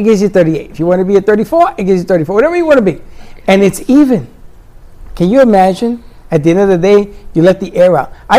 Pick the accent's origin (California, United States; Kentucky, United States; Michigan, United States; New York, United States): New York, United States; New York City; I'm from the Bronx.